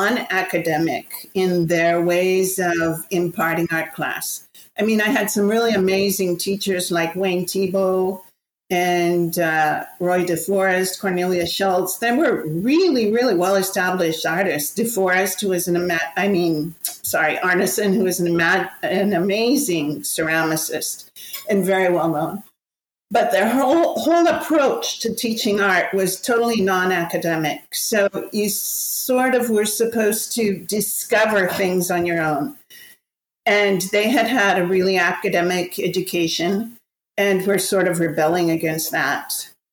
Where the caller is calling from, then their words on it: Galicia, Spain; I'm speaking from Spain, from the northwest corner near Santiago de Compostela, and between Santiago and the Portuguese border.